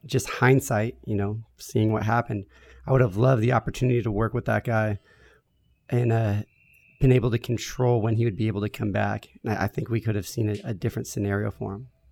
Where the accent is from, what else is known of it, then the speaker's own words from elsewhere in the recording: San Diego, California, United States; I grew up here